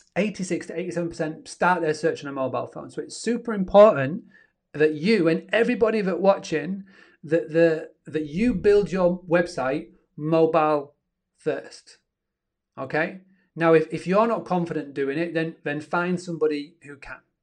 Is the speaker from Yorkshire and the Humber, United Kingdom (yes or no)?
yes; Yorkshire and the Humber, United Kingdom; up in good old Yorkshire, and I'm from Yorkshire, where the internet's not the best.